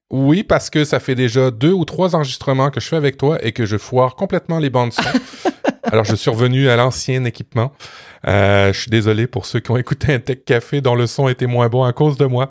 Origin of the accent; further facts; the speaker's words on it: Canada; chez nous au Canada